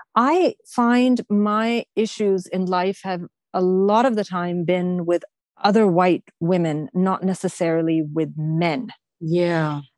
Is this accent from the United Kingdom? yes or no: no; Canada; I may have the Pakistani, Afghan, Persian background, but I am a Canadian